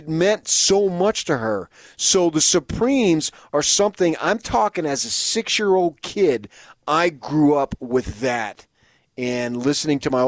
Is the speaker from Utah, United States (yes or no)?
yes; Salt Lake City, Utah, United States; I'm from Salt Lake City, Utah